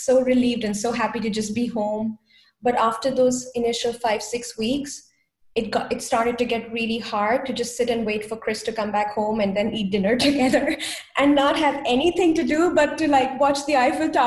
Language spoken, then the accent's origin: English; India; moved away as an adult; now in Germany; I come originally from India. And in my culture, we don't introduce boyfriends